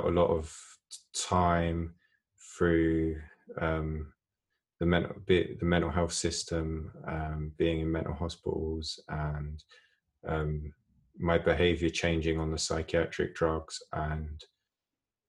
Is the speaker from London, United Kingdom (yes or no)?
yes; London, United Kingdom; I grew up in a nice place, suburb of London